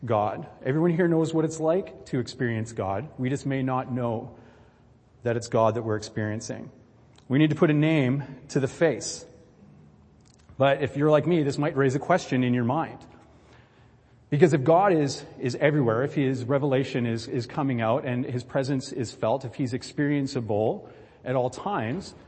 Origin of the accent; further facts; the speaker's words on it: Vancouver Island, British Columbia, Canada; I'm a BC guy, right? I'm from Vancouver Island